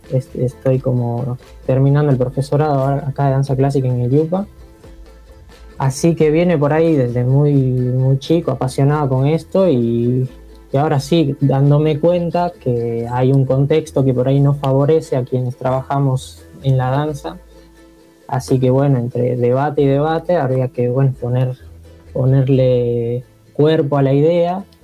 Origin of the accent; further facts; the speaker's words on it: Bolivia; moved away as an adult; now in General Roca, Argentina; nací en Bolivia, hace 6, 7 años que estoy viviendo acá en Roca